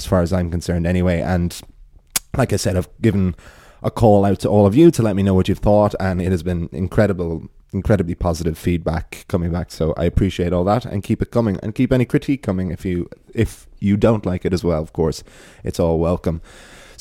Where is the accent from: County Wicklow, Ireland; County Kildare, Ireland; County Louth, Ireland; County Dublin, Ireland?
County Wicklow, Ireland; Wicklow; Wicklow Town, my hometown